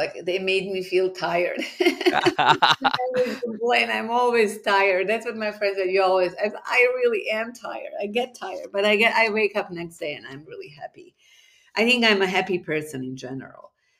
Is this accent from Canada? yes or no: no; Bosnia & Herzegovina; English is a second language; moved away as an adult; also born or lived in Istanbul, Turkey; now in Gainesville, United States; So yes, I was born in ex-Yugoslavia when it was still one country. And, in a very small town in northern part of Bosnia that probably nobody ever heard of until the war.